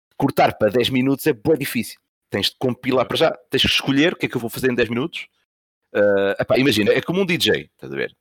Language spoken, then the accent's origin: Portuguese; Santa Maria da Feira, Norte, Portugal; porque eu sou de Santa Maria da Feira, Espinho é mesmo ao lado